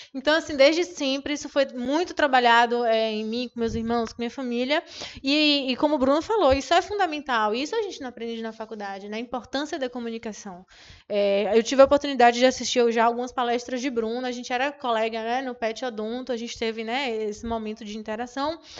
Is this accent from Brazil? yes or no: yes; Jequié, Bahia, Brazil; moved away; Eu sou, eu venho de Jequié, então lá tinha só a UESB